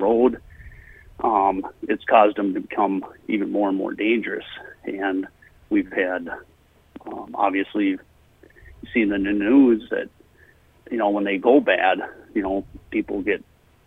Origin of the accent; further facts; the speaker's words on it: Mora, Minnesota, United States; I grew up in Mora and went to high school here and grade school, high school. Spent my whole life here